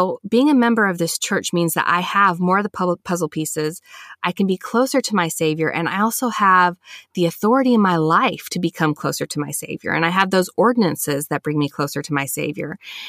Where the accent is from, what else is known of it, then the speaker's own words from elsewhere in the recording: the South, United States; Like I said, growing up in the South, you know, getting a taste of so many other Christian denominations